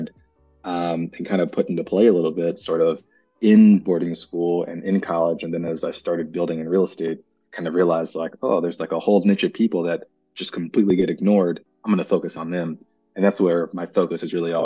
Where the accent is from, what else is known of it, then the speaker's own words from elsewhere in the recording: Texas, United States; also born or lived in California; I'm from all over. And I was born in California. I grew up in Texas